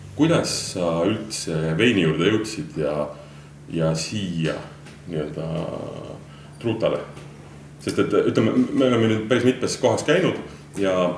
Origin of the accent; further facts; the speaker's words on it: Southern Estonia, Estonia; ma ise olen Lõuna-Eestist pärit